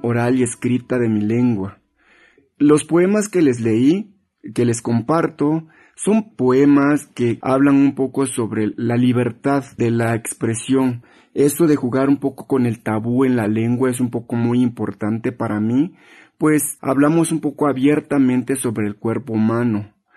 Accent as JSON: {"language": "Spanish", "town": "Juchitán de Zaragoza", "region": "Oaxaca", "country": "Mexico", "tie": "born or raised there", "said": "soy originario de Juchitán de Zaragoza, Oaxaca, soy hablante del zapoteco Odiyaza."}